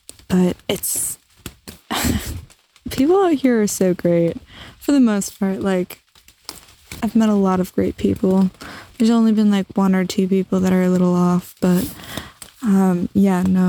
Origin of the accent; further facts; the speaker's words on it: New Jersey, United States; I'm from Jersey. People aren't nice